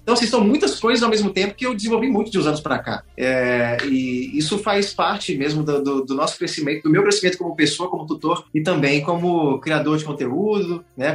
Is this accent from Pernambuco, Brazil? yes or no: no; Marabá, Pará, Brazil; Como eu sou aqui de Marabá, no Pará, e eu nunca saí daqui para nenhum outro trabalho profissional